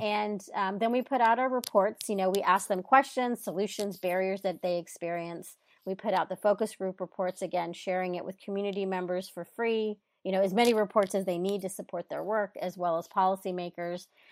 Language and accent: English; Texas, United States; now in California, United States; I live in California now, but I grew up in Texas